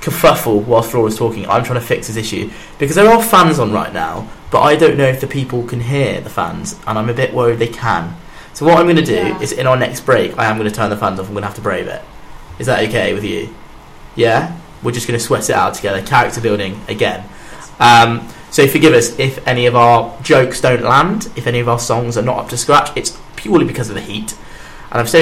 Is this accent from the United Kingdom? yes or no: yes; Birmingham, West Midlands, United Kingdom; as a man that is from the big city